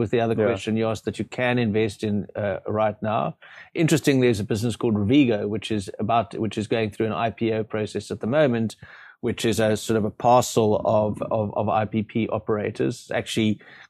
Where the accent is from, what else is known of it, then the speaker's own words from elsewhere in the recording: South Africa; luckily, as South African investors, our market, there's more than enough on there that you don't have to feel you're totally tied.